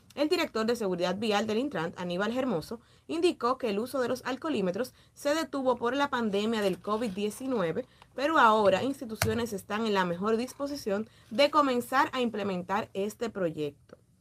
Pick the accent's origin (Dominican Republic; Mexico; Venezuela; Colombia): Dominican Republic; estamos en República Dominicana